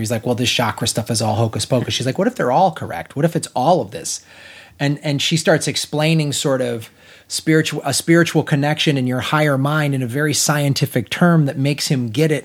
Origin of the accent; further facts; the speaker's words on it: Chicago, Illinois, United States; I'm from Chicago